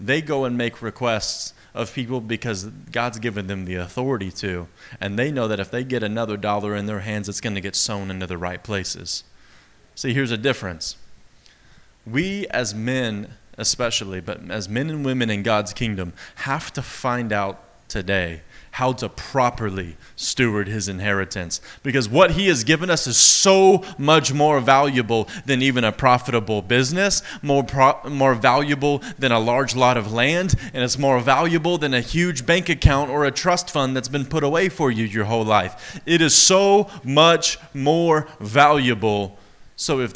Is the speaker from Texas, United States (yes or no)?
yes; East Texas, United States; accent: East Texas; My East Texas accent